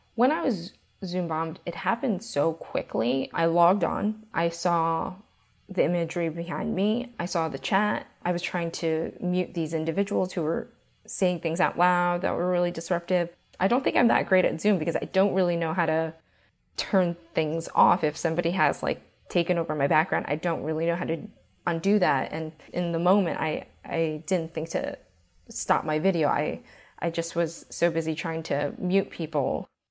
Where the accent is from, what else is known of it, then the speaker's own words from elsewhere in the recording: United States; as an Asian American growing up in America